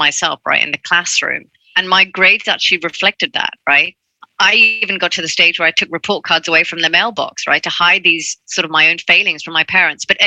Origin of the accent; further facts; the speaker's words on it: Hong Kong; I grew up in Hong Kong. That's where I'm from.